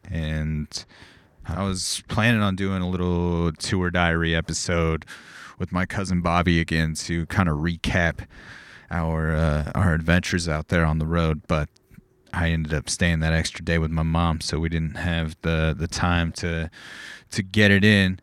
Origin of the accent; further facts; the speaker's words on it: Corona, California, United States; my hometown of Corona